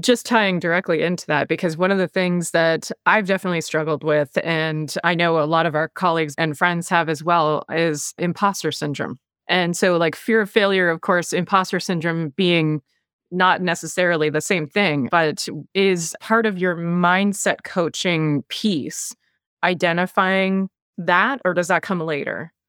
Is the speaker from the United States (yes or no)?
no; Canada; accent: Canadian; I've got the Canadian accent